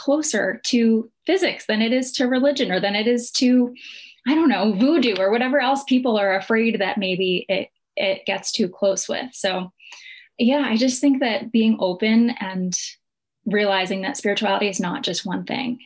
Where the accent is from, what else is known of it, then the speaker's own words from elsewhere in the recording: New Jersey, United States; I was raised in New Jersey, an Italian-American family